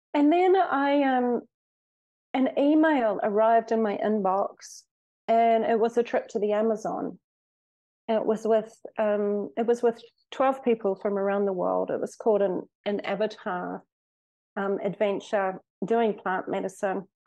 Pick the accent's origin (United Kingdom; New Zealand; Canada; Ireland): New Zealand; moved away as an adult; also born or lived in Australia / Mexico; I was born in Australia, brought up in New Zealand